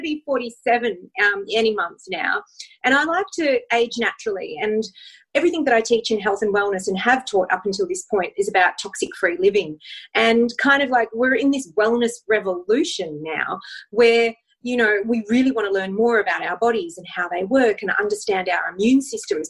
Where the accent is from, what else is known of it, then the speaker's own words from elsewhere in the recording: Australia; I'm from Australia, so I do have a funny accent